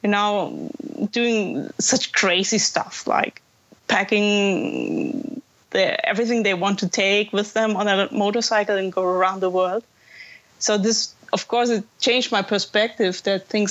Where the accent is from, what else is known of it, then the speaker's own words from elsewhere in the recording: Germany; I'm here from Germany to Thailand.